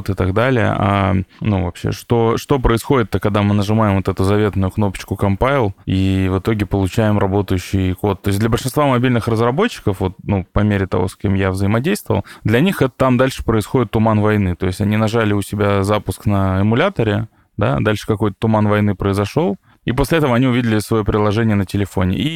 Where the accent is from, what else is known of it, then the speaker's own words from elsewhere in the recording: Tomsk, Tomsk Oblast, Russia; я и сам из Томска, и там есть такой вот Томский университет систем управления радиоэлектроники, ТУСУР